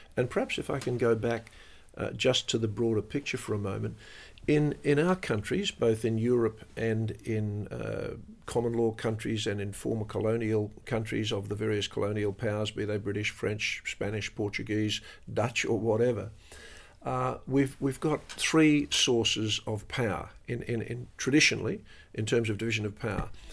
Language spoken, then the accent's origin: English; Australia; as an Australian